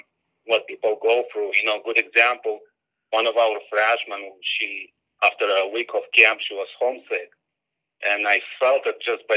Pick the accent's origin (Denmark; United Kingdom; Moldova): Moldova; moved away as an adult; now in United States; that's my homeland, you know, that's my hometown